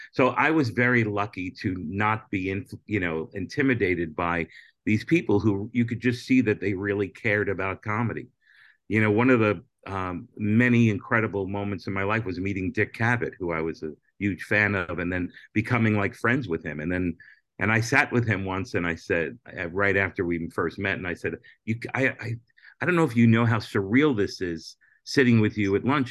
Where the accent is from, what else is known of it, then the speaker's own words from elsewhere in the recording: Hollywood, Florida, United States; also born or lived in Brooklyn, New York; I'm from Brooklyn, but I grew up in, for junior high school and high school in Hollywood, Florida